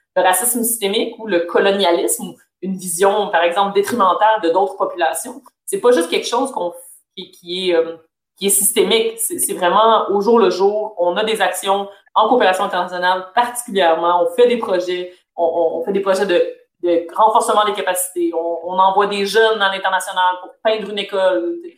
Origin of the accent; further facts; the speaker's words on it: Canada; je suis née au Canada, je suis née en Occident